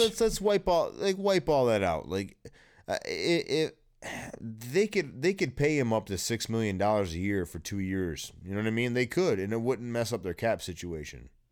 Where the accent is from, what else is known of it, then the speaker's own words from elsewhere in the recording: East Lansing, Michigan, United States; I live in East Lansing, Michigan. I was born in East Lansing, Michigan. I grew up here.